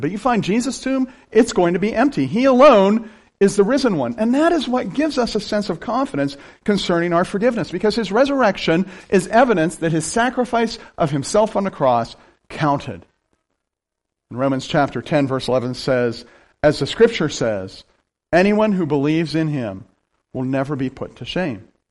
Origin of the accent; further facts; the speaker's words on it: Appalachia, rural central Pennsylvania, United States; I'm from rural Pennsylvania, right? Here's something else I wear like a badge. I'm from Appalachia